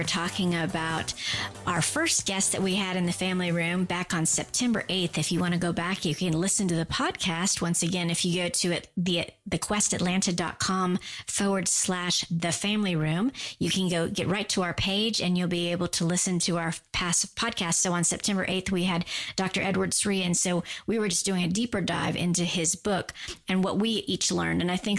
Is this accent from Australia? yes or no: no; Guam; I grew up on Guam. We use guys for everybody too.